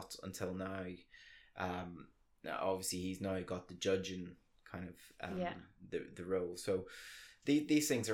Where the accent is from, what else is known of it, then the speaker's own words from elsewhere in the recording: Northern Ireland, United Kingdom; moved away as an adult; also born or lived in England; I'm the only person from Ireland